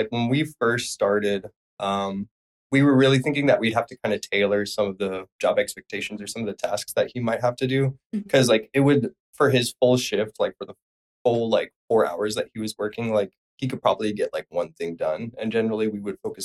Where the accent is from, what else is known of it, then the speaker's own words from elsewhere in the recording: Phoenix, Arizona, United States; moved away; I'm from Phoenix, Arizona